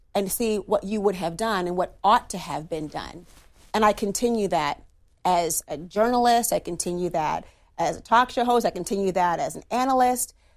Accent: Minnesota, United States; my home state of Minnesota

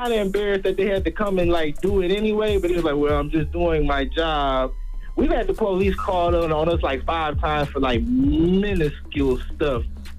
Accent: Detroit, Michigan, United States; now in Dayton, United States; I'm from Detroit, man.

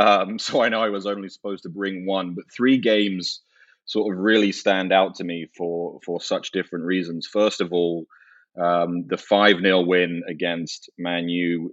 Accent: London, United Kingdom; moved away as an adult; now in United States; I was born and raised in London and the greater London area, but I actually moved to America when I was 18, so 16 years ago now.

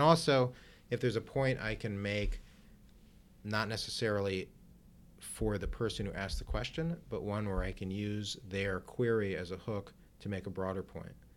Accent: Cleveland, Ohio, United States; moved away as an adult; now in Washington, United States; I practiced law in my hometown of Cleveland, Ohio

